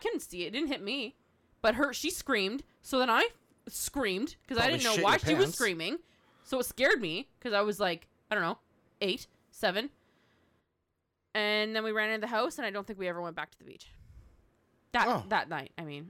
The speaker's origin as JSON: {"language": "English", "country": "Canada", "said": "That's just part of being Canadian."}